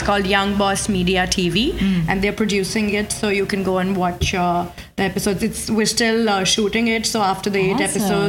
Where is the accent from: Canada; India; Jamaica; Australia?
India; moved away as an adult; now in New York, United States; I'm from India